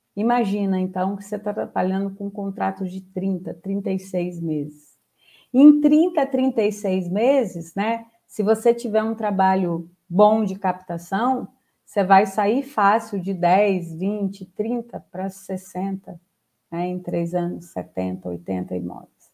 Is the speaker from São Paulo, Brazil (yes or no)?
no; Espírito Santo, Brazil; eu sou capixaba